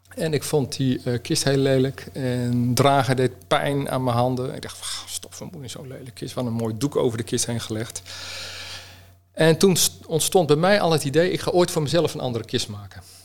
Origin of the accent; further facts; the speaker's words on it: Utrecht, Netherlands; ik kom uit Utrecht